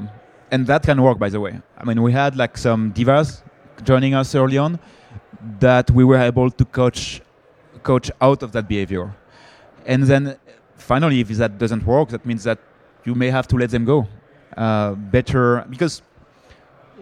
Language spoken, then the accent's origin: English; France; accent: French; English is a second language; I'm French, I guess my accent, I cannot hide my accent.